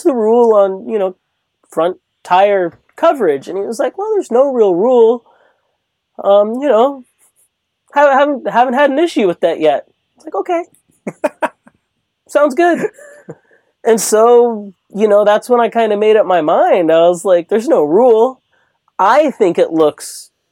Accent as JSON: {"language": "English", "town": "Long Beach", "region": "California", "country": "United States", "tie": "born or raised there", "said": "I grew up in Long Beach. I'm from Southern California"}